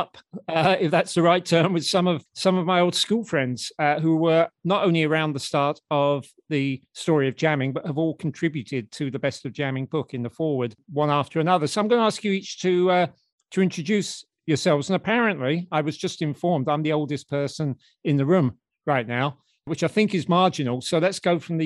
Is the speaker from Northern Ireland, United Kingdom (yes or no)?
no; London, United Kingdom; accent: Cockney; falling back into my old Cockney accent